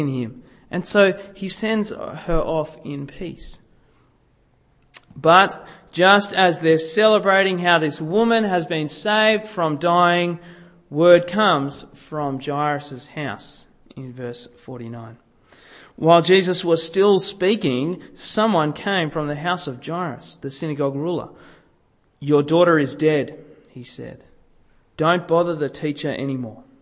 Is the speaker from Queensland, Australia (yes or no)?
no; Sydney, New South Wales, Australia; growing up in Sydney